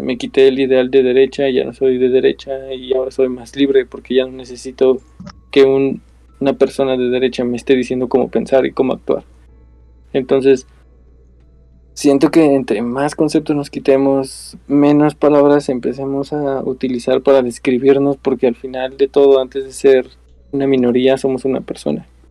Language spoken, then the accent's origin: Spanish; Mexico; nuestra definición como mexicanos